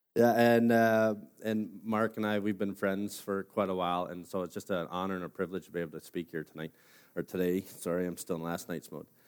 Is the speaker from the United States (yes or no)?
no; Simcoe, Ontario, Canada; born and raised in Simcoe